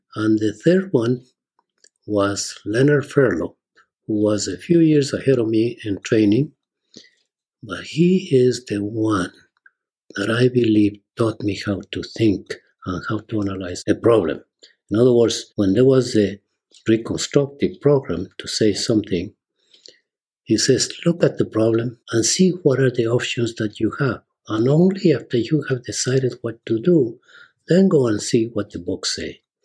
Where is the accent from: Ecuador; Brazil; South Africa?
Ecuador; Ambato, Tungurahua; moved away as an adult; now in United States; I am originally from Ecuador, South America, a small town called Ambato, which is south of Quito, the capital. I went to grammar school and high school